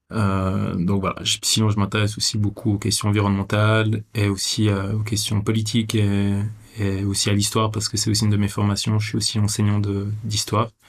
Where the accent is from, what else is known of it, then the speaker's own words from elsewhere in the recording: Vevey, Vaud, Switzerland; euh, je suis né à Vevey, je suis suisse